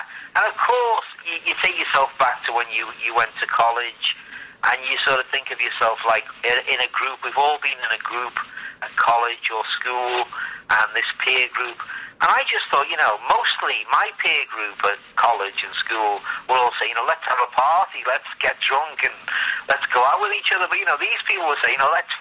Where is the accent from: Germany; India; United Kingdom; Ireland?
United Kingdom; Liverpool, North West England; I'm from Liverpool